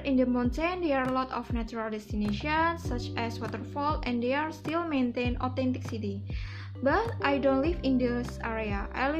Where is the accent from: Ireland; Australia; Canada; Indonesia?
Indonesia; Pemalang, Central Java; English is a second language; You must try this food when you visit my hometown in Pemalang. By the way, I'm villager. I'm comfortable live in the village.